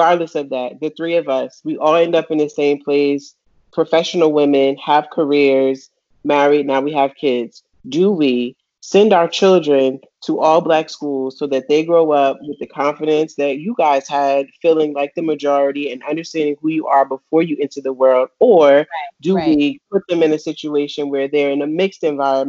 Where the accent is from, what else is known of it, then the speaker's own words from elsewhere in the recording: Montclair, New Jersey, United States; growing up in Montclair, again, diverse, but I was still the minority